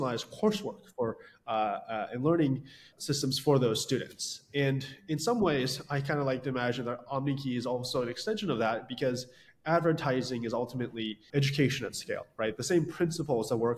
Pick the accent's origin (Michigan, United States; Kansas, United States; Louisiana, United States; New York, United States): New York, United States; Westchester; I grew up in Westchester, New York